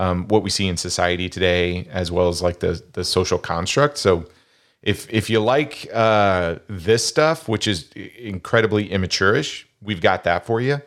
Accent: Kansas, United States; accent: Kansas corn fed; I was born and raised in Kansas.

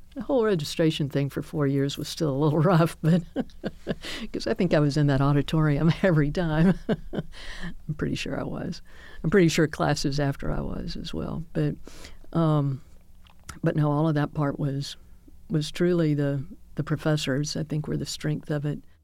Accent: Birmingham, Alabama, United States; I grew up here in Birmingham

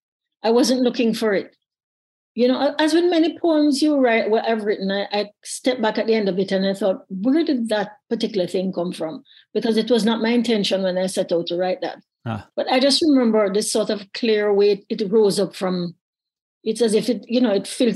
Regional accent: Jamaica; a child growing up in Jamaica

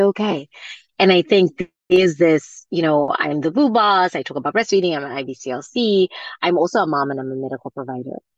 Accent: Zimbabwe; moved away; I grew up in Zimbabwe

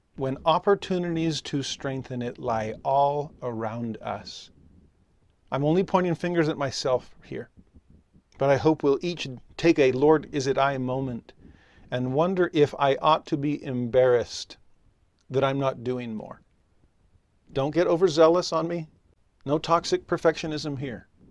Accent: California, United States; moved away as an adult; also born or lived in Tennessee; I was raised in California, and for eight years raised my kids in Tennessee

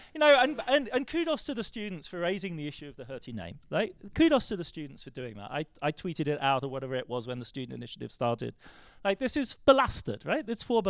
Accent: Germany; because I grew up in West Germany in Vergangenheitsbewältigung.

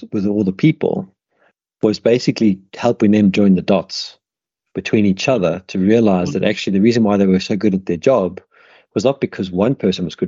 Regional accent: South Africa; moved away as an adult; also born or lived in United Kingdom; when I was growing up in South Africa

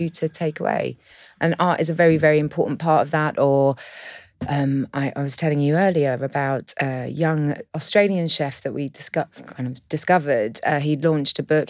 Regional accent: London, United Kingdom; I'm from London.

